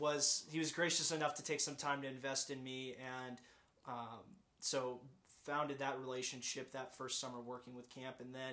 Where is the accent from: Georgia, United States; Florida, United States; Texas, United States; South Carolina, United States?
Florida, United States; Pensacola; I'm from Pensacola, Florida originally, Navy family, so bounced around a little bit, but Pensacola, Florida is home.